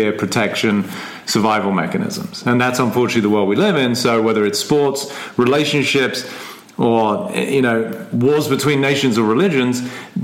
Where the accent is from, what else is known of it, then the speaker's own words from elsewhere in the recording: England, United Kingdom; I am English, which, you know, everybody's going to agree on because I was born in England